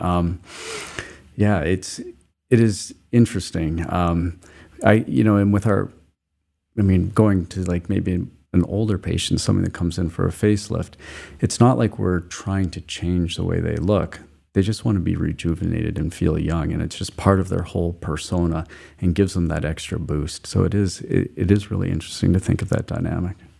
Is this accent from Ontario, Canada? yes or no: no; Calgary, Alberta, Canada; moved away as an adult; also born or lived in Montreal, Canada; now in Cousins Island, Maine, United States; I grew up in Calgary, Alberta, Canada.